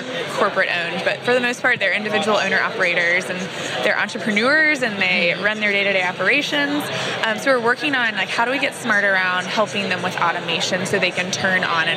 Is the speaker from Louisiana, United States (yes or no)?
no; Atlanta, Georgia, United States; I am from Atlanta, Georgia